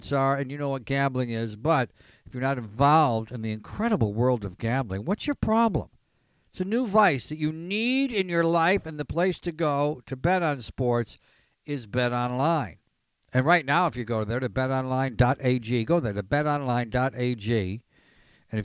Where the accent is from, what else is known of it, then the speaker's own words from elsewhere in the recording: Elmira, New York, United States; I am from Elmira, New York. Shout out to the 607.